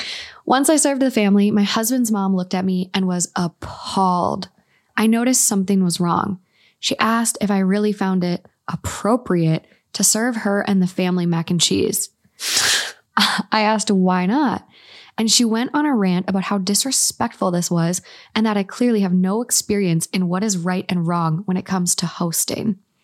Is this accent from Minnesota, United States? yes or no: yes; Minnesota, United States; I'm from Minnesota.